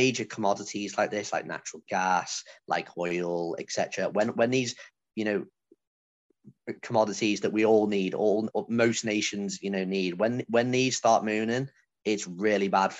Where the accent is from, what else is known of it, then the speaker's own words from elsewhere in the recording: United Kingdom; I feel as a British person